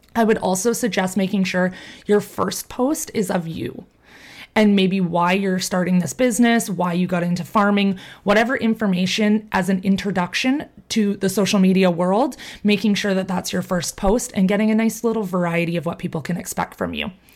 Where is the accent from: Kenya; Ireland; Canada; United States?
Canada; I'm from Canada